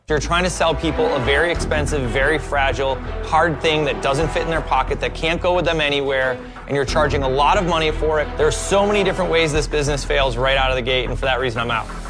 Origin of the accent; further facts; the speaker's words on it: Philadelphia, Pennsylvania, United States; I'm from Philadelphia, PA